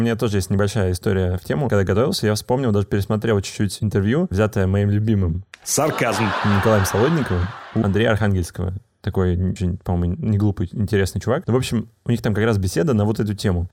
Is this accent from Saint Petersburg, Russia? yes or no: no; Moscow Oblast, Russia; я из Московской области